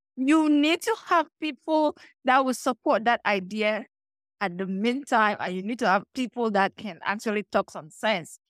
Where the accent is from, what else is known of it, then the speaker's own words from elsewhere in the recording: Cameroon; now in United States; I grew up in Cameroon, like, you know, calm girl, typical village girl.